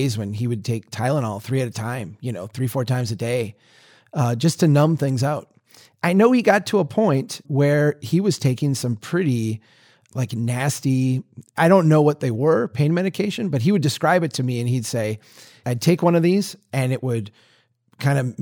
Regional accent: Minnesota, United States; a Minnesotan

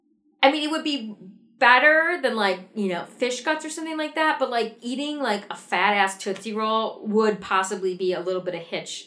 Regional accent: Wisconsin, United States; moved away as an adult; also born or lived in Naperville, Illinois; Where I grew up in Wisconsin

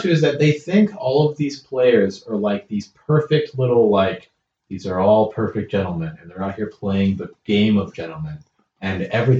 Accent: United States; I'm speaking no one else as an American.

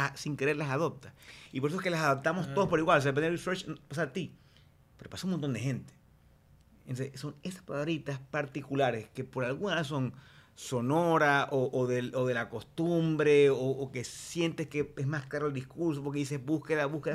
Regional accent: Maracaibo, Zulia, Venezuela; Yo, soy de Maracaibo, Estado Zulia

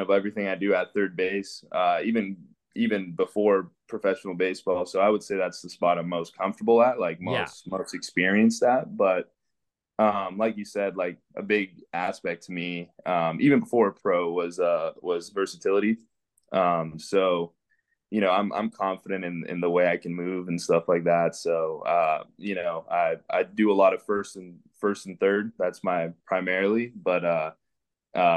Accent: Western Canada, Canada; also born or lived in Venezuela; We're from Venezuela, and we immigrated into Canada in 2005. So I was 5 years old.

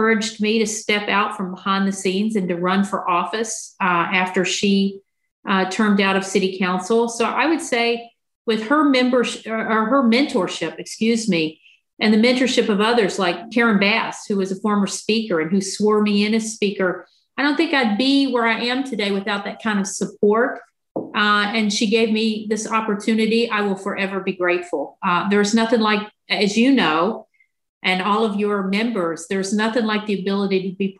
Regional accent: Southwest Virginia, United States; now in San Diego, United States; I grew up in Southwest Virginia in a rural community, pretty conservative part of the state of Virginia

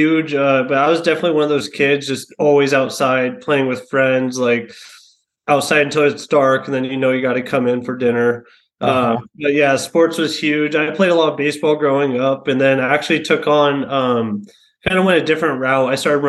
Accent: San Jose, California, United States; I was born and raised in San Jose, South San Jose specifically. Actually, kind of down the street from where my dad grew up.

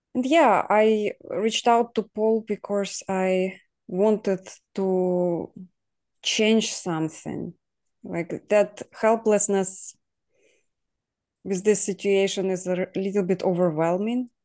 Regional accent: Ukraine; now in Poland; we all were sent to Ukraine when I was two years old. So I grew up in Ukraine, but I wasn't born there as well.

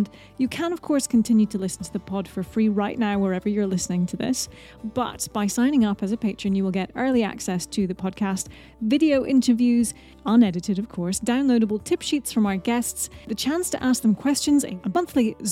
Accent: United Kingdom; I'm British

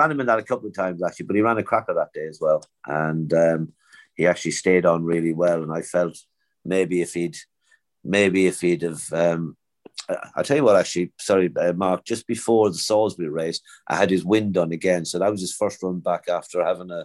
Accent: Naas, County Kildare, Ireland; moved away; Nace is my hometown

